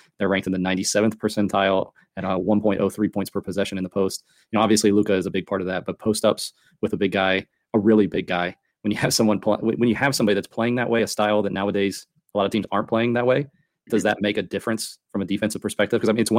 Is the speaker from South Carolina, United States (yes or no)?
yes; South Carolina, United States; I'm from South Carolina.